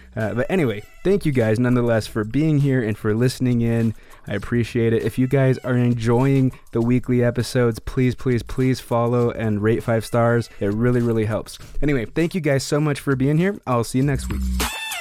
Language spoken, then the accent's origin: English; Greeley, Colorado, United States; moved away; also born or lived in Denver / Idaho; I was born in Greeley.